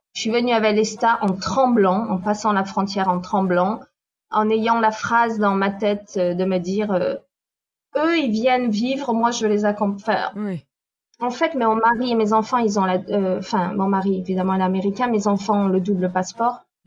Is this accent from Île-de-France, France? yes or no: no; Nîmes, Occitania, France; moved away as an adult; also born or lived in Paris; now in Manhattan Beach, United States; je suis née à Nîmes, donc dans le sud. À 19 ans, je suis partie vivre à Paris